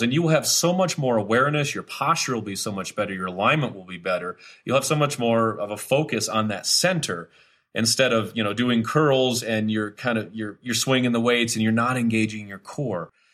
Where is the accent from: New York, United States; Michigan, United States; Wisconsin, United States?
Wisconsin, United States; when I was a kid growing up in Wisconsin